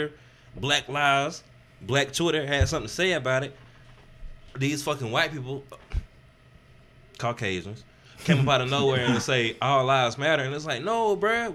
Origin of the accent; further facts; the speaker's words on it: the South, United States; moved away as an adult; also born or lived in San Diego; I come from the South